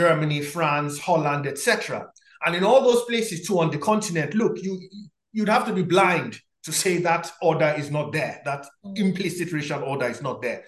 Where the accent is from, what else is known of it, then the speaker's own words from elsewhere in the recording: Nigeria; also born or lived in Poland; now in United Kingdom; I grew up in Nigeria